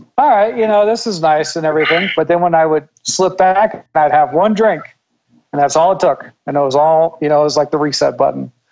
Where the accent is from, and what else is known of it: Northern Virginia, United States; born or raised there